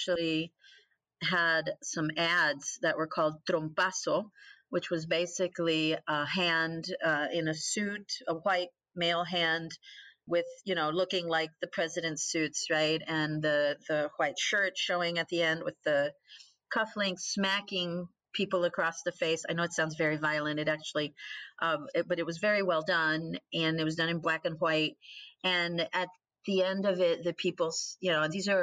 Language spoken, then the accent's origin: English; Puerto Rico; moved away; also born or lived in Mexico; I'm Mexican growing up in Puerto Rico